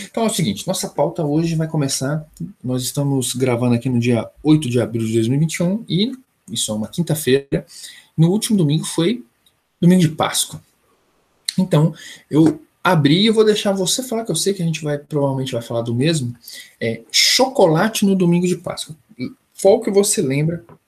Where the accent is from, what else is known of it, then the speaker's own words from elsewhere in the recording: São Paulo, Brazil; paulista que torce pro Flamengo